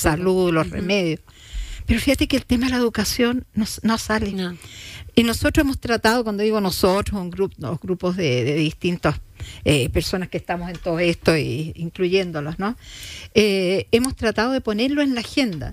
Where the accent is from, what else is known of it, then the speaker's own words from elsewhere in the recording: Chile; como chilenos